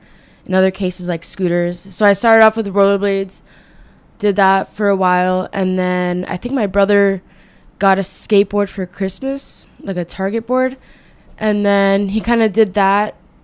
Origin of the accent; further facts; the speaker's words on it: Boca Raton, Florida, United States; also born or lived in Kendall, Miami, Florida; I was born in Kendall, which is like a neighborhood of Miami. And then when I was 3, our family moved up to Boca Raton. So that's where we live now.